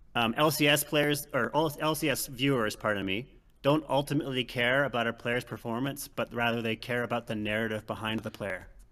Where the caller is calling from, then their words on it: Calgary, Alberta, Canada; Calling from Calgary, Alberta